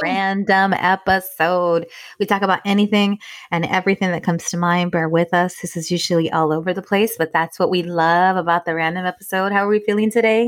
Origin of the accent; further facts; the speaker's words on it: Inglewood, California, United States; we loved growing up in Inglewood